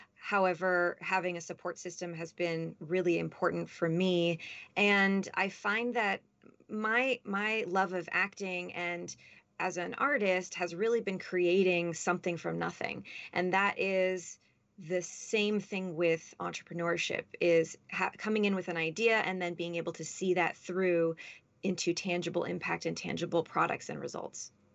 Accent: Los Angeles, California, United States; also born or lived in Boston / Washington, D.C. / New York City; I grew up here in Los Angeles, and by here, I mean where I'm sitting in this moment

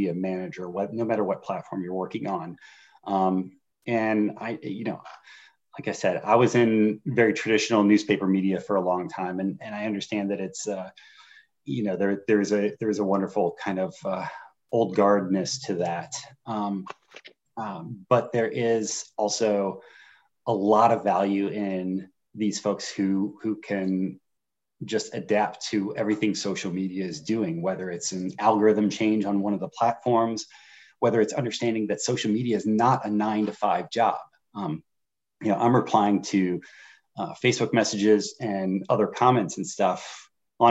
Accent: Northern Indiana, United States; now in Virginia, United States; I grew up in Northern Indiana around corn and beans, and coming to Virginia

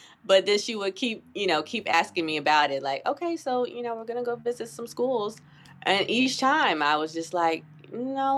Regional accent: North Carolina, United States; moved away as an adult; also born or lived in Boston; now in New York City, United States; I grew up in North Carolina

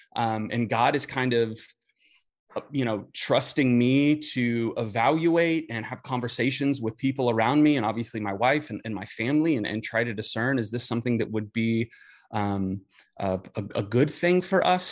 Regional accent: Indianapolis, Indiana, United States; I grew up in Indianapolis

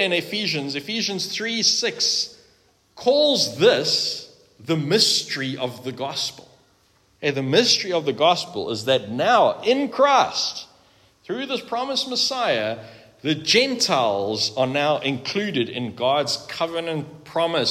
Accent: South Africa; we are South African is by the by, frankly. We're proudly South African

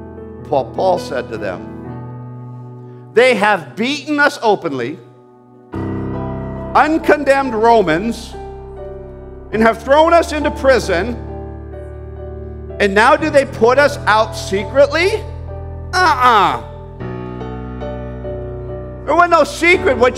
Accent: Canada; I'm a Canadian, don't get me wrong. I love my country. I fight for this country.

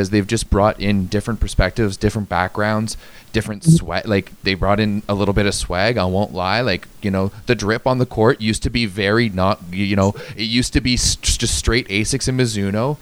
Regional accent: Ottawa, Ontario, Canada; I grew up playing in Ottawa

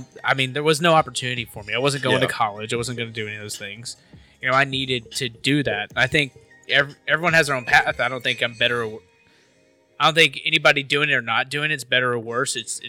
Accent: Memphis, Tennessee, United States; But, yeah, I grew up in Memphis.

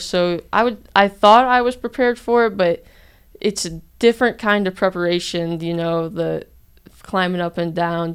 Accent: Geneseo, Illinois, United States; moved away as an adult; now in Trenton, Georgia, United States; I'm from Geneseo, Illinois

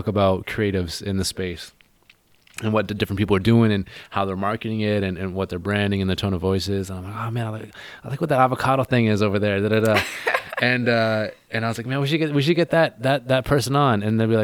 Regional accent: Gulf Islands, Vancouver Island, British Columbia, Canada; I'm from the Gulf Islands, Vancouver Island

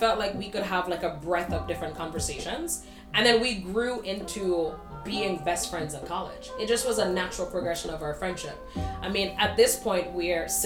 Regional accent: St. Kitts & Nevis; moved away as an adult; now in New York, United States; I was born and raised in the Eastern Caribbean, St. Kitts and Nevis, to be exact

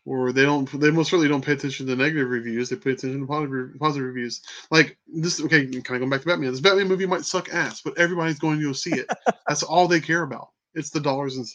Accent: Texas, United States; I'm from Texas

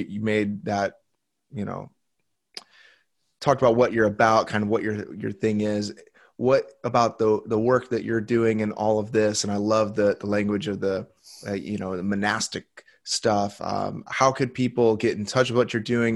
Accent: United States; I was born in the United States

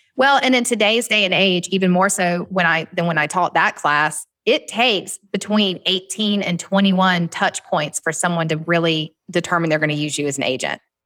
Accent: Southern, United States; accent: Southern; my Southern accent

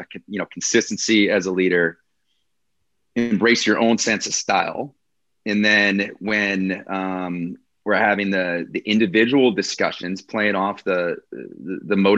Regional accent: Wisconsin, United States; I'm this guy from Wisconsin, right? You know, where they call us cheeseheads here.

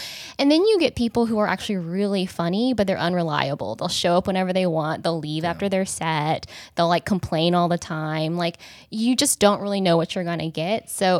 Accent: Kansas, United States; now in Los Angeles, United States; I'm from Kansas, a small town in Kansas

